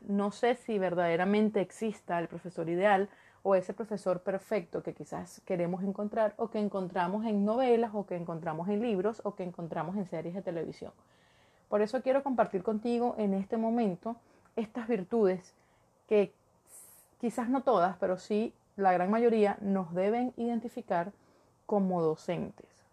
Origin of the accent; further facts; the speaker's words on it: Venezuela; moved away as an adult; also born or lived in Caracas; now in Ecuador; Soy de Venezuela, y ejercí en Caracas durante cuatro años, pero por la situación de mi país, emigré